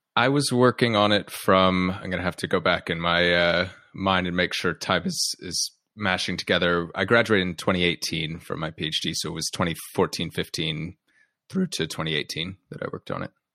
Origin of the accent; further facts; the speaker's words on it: United States; you and your listeners can tell from my accent, I'm from the U S